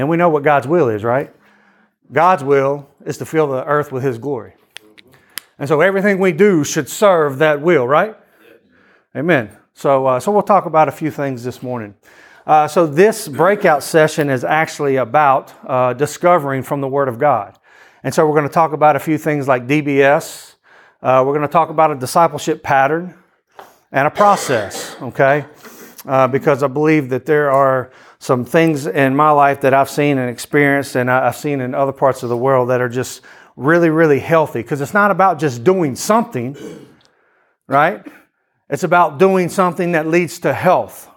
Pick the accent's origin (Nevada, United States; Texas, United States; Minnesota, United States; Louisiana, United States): Louisiana, United States; also born or lived in Athens, Greece; we are all from Louisiana